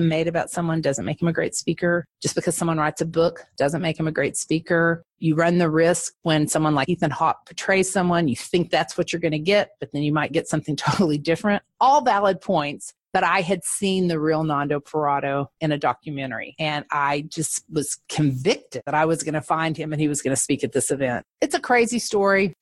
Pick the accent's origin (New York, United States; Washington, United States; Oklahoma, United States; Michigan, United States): Oklahoma, United States; Altus; now in Dallas, United States; I am originally from Altus, Oklahoma, which is a Air Force town in the southwest corner of Oklahoma. My mother still lives there and I still consider it home